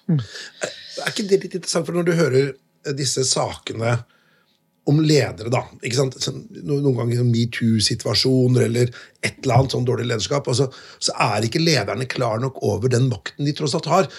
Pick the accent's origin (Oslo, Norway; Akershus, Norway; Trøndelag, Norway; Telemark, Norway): Telemark, Norway; Notodden; moved away; jeg kommer fra Notodden, og det var jo ikke så mye klassisk eh, dannelse da jeg vokste opp